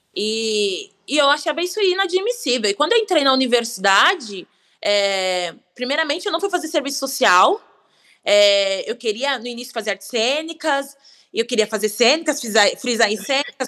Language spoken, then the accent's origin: Portuguese; São Paulo, Brazil; eu nasci em São Paulo